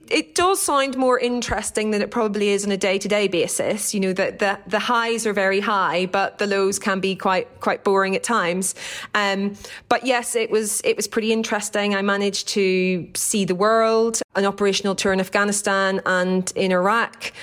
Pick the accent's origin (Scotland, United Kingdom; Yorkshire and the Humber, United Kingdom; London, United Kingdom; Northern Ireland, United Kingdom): Northern Ireland, United Kingdom; Downpatrick; accent: Irish; moved away; I grew up in County Down in Northern Ireland